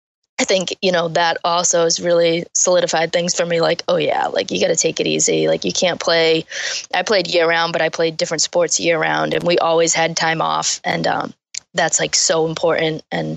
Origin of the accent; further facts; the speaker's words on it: Taunton, Massachusetts, United States; So we grew up in Taunton, which is a huge like softball city.